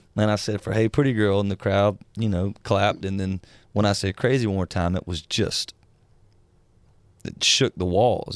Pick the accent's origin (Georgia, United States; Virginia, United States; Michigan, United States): Georgia, United States; South; moved away; I'm from the South, uh, South Georgia, and much of the people I grew up